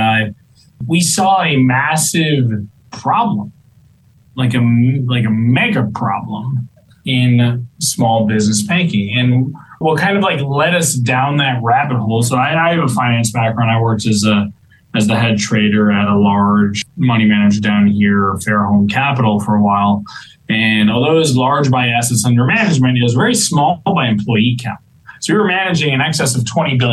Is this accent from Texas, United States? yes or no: no; Miami, Florida, United States; moved away as an adult; I was born and raised in Miami. I grew up in Miami.